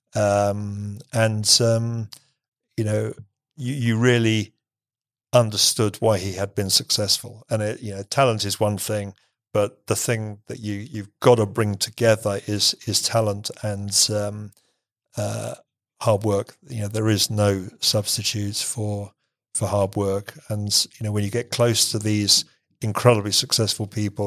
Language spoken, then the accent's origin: English; England, United Kingdom; I'm English